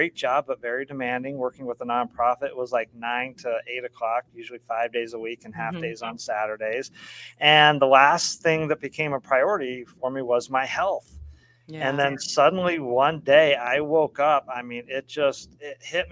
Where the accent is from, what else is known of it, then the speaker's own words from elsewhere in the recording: Colorado, United States; moved away; also born or lived in Oregon; I grew up in Colorado, lived most of my life in the Northwest in Oregon